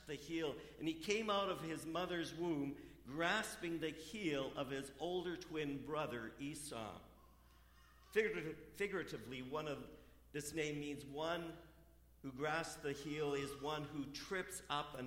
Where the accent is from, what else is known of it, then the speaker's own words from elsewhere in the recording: Vancouver, British Columbia, Canada; also born or lived in Winnipeg; now in Aldergrove, Canada; I grew up in Vancouver